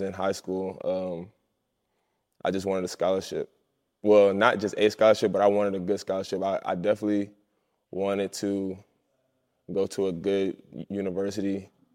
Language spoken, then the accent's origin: English; Columbia, South Carolina, United States; moved away; I grew up in Columbia, South Carolina my whole life.